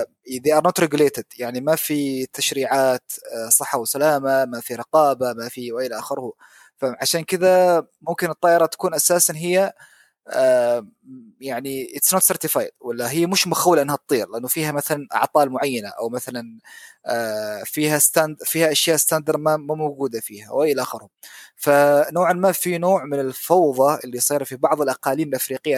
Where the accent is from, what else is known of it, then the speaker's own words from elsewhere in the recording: Oman; طيران السلام عندنا في عمان